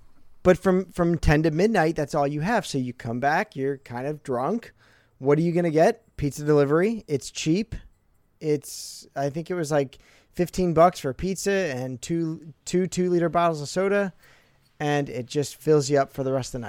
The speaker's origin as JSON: {"language": "English", "region": "New Jersey", "country": "United States", "said": "I was barely from Jersey at this point."}